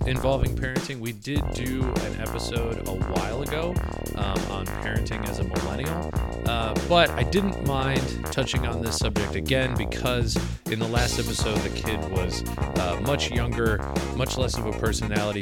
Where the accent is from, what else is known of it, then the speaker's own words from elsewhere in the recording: Midwest, United States; now in New York, United States; I grew up in the Midwest